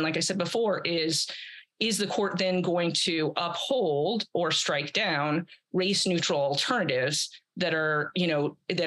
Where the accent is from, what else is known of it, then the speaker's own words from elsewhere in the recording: Atlanta, Georgia, United States; I'm from Atlanta